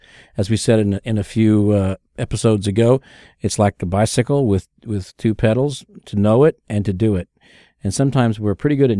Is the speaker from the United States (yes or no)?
yes; Kansas City, Missouri, United States; I'm from Kansas City. That's Hallmark's world headquarters, the whole bit.